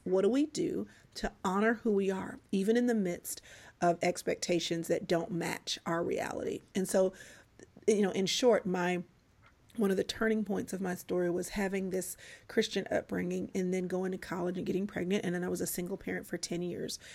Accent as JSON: {"language": "English", "town": "Dallas", "region": "Texas", "country": "United States", "tie": "born or raised there", "also_born_or_lived": "Atlanta, Georgia", "said": "I was born in Atlanta, raised in Dallas"}